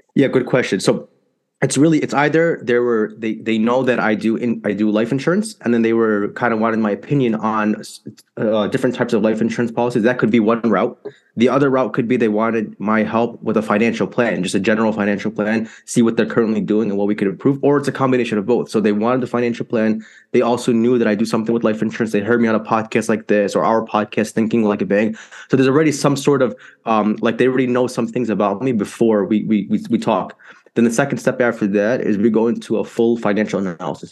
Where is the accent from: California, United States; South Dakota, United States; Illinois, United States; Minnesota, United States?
Illinois, United States; Chicago; So I'm from Chicago, Illinois, born and raised here